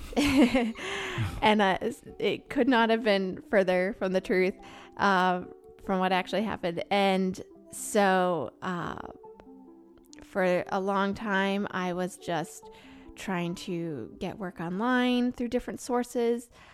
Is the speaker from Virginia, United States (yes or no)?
no; Maine, United States; moved away as an adult; also born or lived in South Carolina; I grew up in Maine